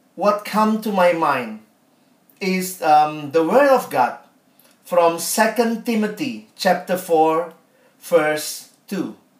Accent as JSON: {"language": "English", "country": "Indonesia", "said": "I'm from Indonesia"}